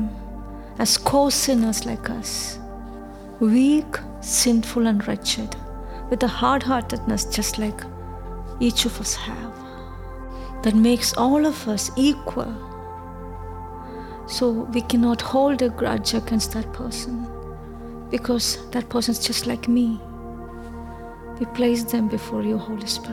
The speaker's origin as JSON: {"language": "English", "country": "India", "tie": "born or raised there", "moved": "yes", "said": "I was born and brought up in India"}